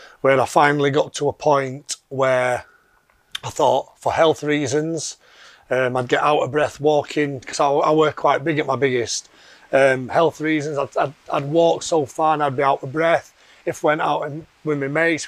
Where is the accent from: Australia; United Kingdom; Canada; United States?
United Kingdom; Yorkshire and the Humber; I'm from Yorkshire originally, which you can probably tell by the accent. Brought up by a working class family in a working class town